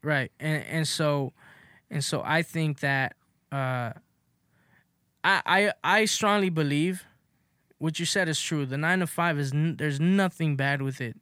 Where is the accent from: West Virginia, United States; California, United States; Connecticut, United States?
California, United States; Los Angeles; I grew up in South Central, you know, in the Crenshaw area